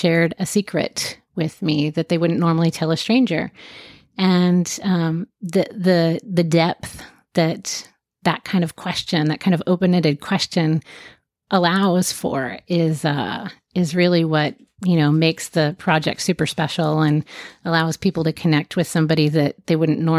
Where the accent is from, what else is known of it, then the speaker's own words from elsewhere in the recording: Jacksonville, Florida, United States; born there; I was born in Jacksonville, and my mom and I moved every year until seventh grade.